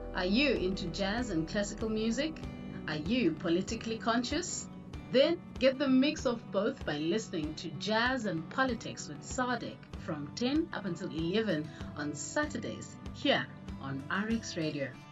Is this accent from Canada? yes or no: no; Cape Town, Western Cape, South Africa; now in Durbanville, South Africa; I grew up in Mandalay, which is in the rural settlement of the city of Cape Town, and now I'm currently reside in Durbanville